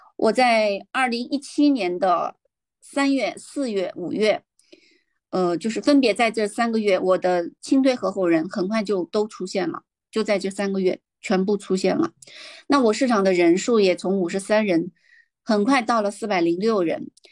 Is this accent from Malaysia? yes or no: no; Beijing, China; 我来自北京